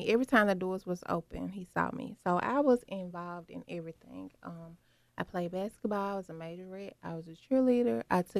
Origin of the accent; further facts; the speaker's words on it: Memphis, Tennessee, United States; Born and raised. South Memphis, to be exact.